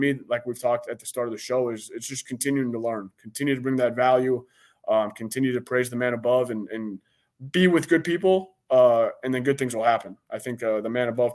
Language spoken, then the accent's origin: English; Minneapolis, Minnesota, United States; growing up in Minneapolis and going to church